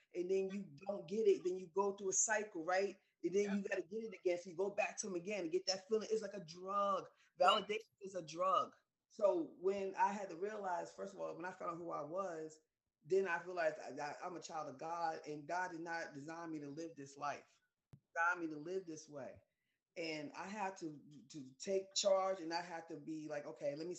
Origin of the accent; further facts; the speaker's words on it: New York, United States; I was raised in New York